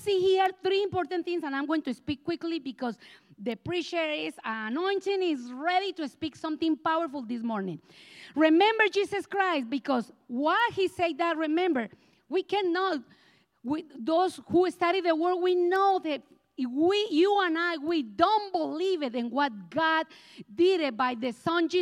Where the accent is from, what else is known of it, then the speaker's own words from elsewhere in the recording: Colombia; English is a second language; moved away; I am from Colombia, South America, and I have this accent that it looks like I never leave me alone